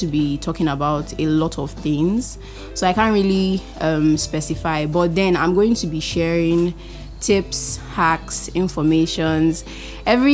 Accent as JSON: {"language": "English", "town": "Port Harcourt", "region": "Rivers State", "country": "Nigeria", "tie": "born or raised there", "also_born_or_lived": "Edo State", "said": "I'm 21 years old. I mean, so young. I was born on the 11th of February 2000. I am the first child and the only daughter of 4 children, and I was raised in Port Harcourt"}